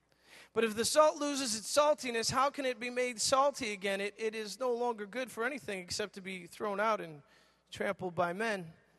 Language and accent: English; New York, United States; moved away; I'm from New York.